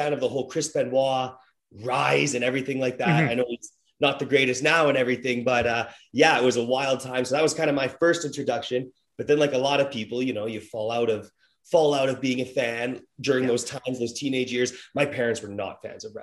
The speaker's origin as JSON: {"language": "English", "town": "Edmonton", "region": "Alberta", "country": "Canada", "said": "I'm from Edmonton"}